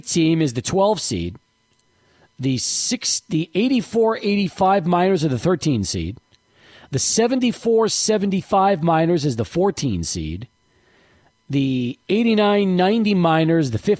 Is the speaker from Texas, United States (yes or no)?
yes; El Paso, Texas, United States; also born or lived in New York; we moved here in 78